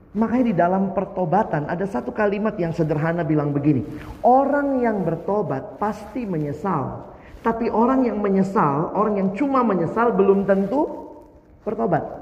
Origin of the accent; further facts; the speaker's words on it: Eastern Indonesia, Indonesia; Saya lahir besar di Indonesia Timur.